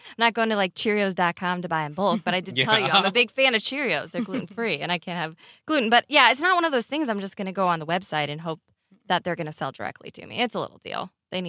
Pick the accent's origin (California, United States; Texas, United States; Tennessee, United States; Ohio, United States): Ohio, United States; I grew up in Ohio